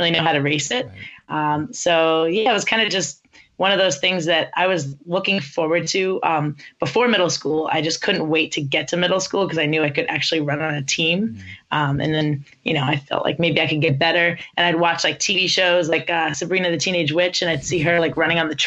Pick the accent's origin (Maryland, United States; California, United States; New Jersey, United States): New Jersey, United States; the area where I grew up in New Jersey